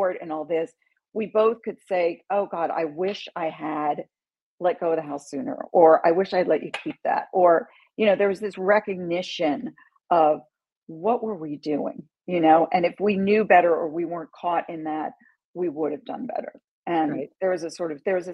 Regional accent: London, United Kingdom; moved away; also born or lived in New York City; I grew up in London

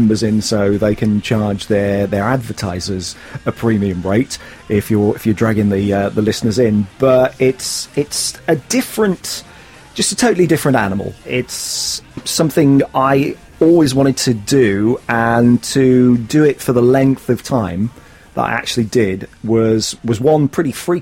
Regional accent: West Midlands, United Kingdom; moved away; I grew up in the West Midlands

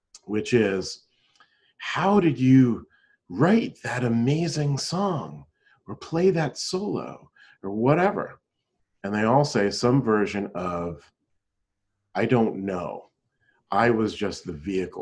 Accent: Pennsylvania, United States; moved away; I was playing in a band back in my hometown in Pennsylvania

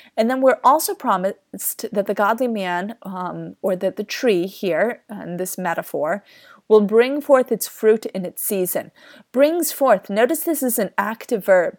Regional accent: Kansas, United States; I grew up in the Kansas wheat fields

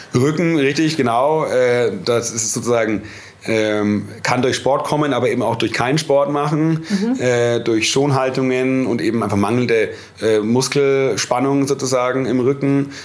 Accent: Nuremberg, Bavaria, Germany; Heimatstadt Nürnberg

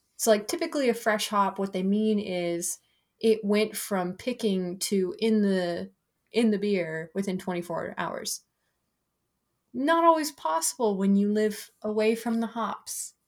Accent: Broomfield, Colorado, United States; They're in Broomfield, which is my hometown.

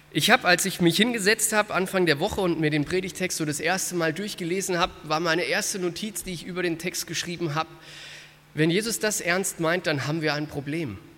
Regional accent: Frankfurt, Hesse, Germany; Ähm, und zwar aus meiner Heimatstadt Frankfurt. Ich war so in der 11., 12. Klasse und wir haben ein kleines Wunder in Frankfurt erlebt.

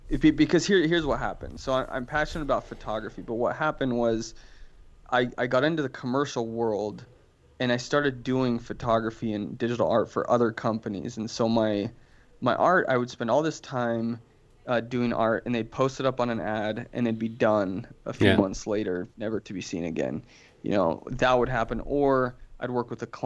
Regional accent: Florence, Tuscany, Italy; now in Utah, United States; I was born in Florence, Italy

